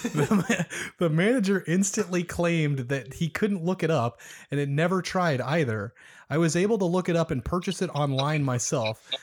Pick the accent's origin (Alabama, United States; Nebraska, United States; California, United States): Nebraska, United States; Omaha; I'm not from Lincoln, I'm from Omaha